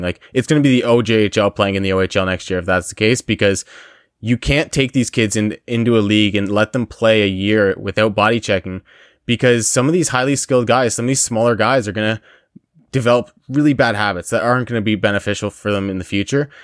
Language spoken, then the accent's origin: English; Windsor, Ontario, Canada; accent: Windsor; that beautiful Windsor accent with our beautiful town